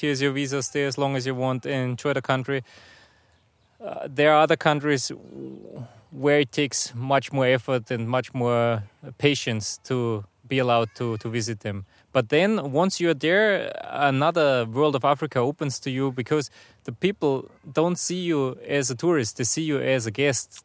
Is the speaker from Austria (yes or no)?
yes; near Salzburg, Austria; moved away as an adult; now in Russia; I'm originally from Austria. So I, I grew up, uh, close to Salzburg, a very nice place where the Alps start